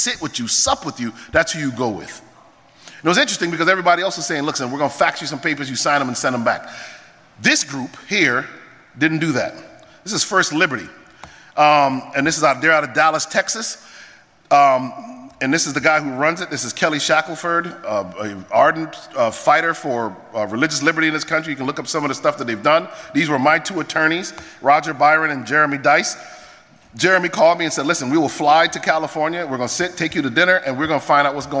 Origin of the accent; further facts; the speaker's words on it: Jamaica; I'm Jamaican